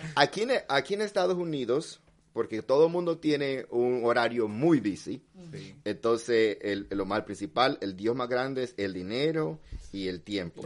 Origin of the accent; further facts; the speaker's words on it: El Salvador; yo nací en El Salvador